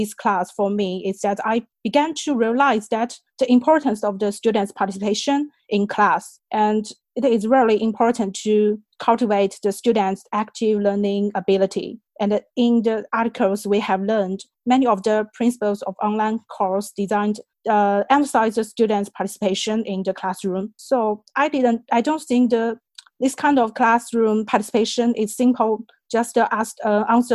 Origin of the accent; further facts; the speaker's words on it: China; English is a second language; moved away; I'm from China